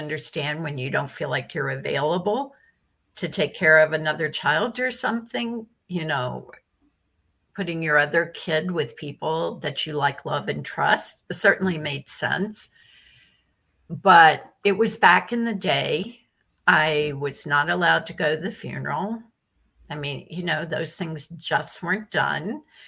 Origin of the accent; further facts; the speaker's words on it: Virginia, United States; now in New York, United States; I grew up in Virginia on a farm